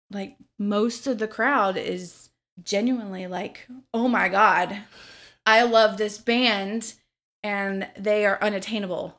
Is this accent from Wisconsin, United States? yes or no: no; Memphis, Tennessee, United States; also born or lived in Missouri; now in Louisville, United States; I did a lot of my growing up in Memphis, Tennessee. I was born in Missouri